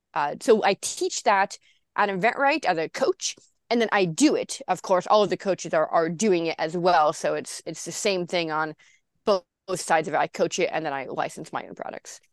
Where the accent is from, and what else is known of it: Santa Cruz, California, United States; born or raised there